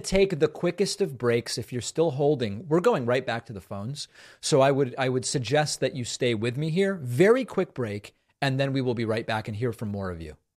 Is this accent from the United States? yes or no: no; Argentina; I was born in Argentina